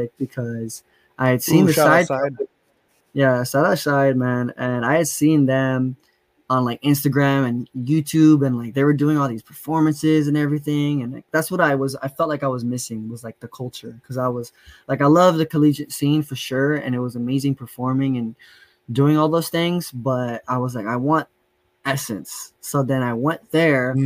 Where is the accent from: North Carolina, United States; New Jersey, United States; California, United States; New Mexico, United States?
California, United States; San Bernardino; also born or lived in Poway, San Diego / Los Angeles; Maybe till like I was eight or nine, I moved out to San Bernardino over here with my grandparents. And ever since then, I've been out here in San Bernardino, repping the IE